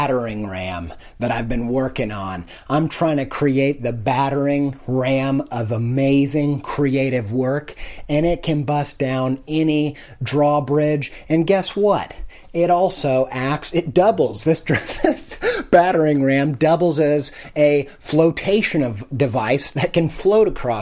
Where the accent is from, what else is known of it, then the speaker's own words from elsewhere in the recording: Indiana, United States; I came from Indiana, from a town and a family that had no culture, no artistic interest, no knowledge of art